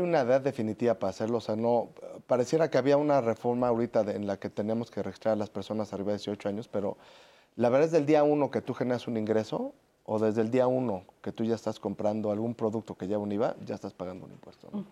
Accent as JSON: {"language": "Spanish", "country": "Mexico", "said": "como mexicanos"}